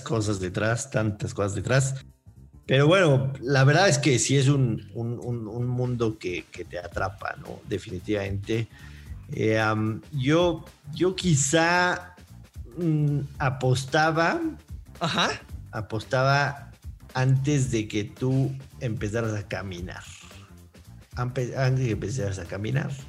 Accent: Mexico City, Mexico; Nací en México, México Distrito Federal en aquellos tiempos, hoy Ciudad de México

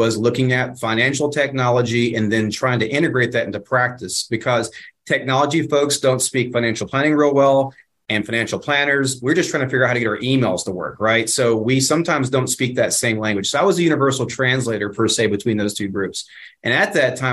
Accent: Dallas, Texas, United States; my hometown, small burg of, you know, 7 million people here in Dallas-Fort Worth

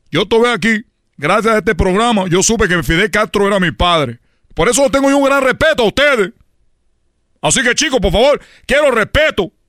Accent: Cuba; yo soy de Cuba y, por más que yo he convivido con mexicanos, la palabra güey a mí no me gusta.

